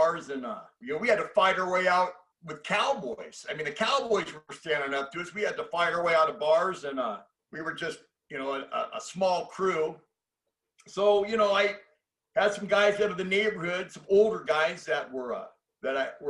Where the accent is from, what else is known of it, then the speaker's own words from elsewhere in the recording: San Diego, California, United States; The area that I grew up in San Diego was upper class, high upper class.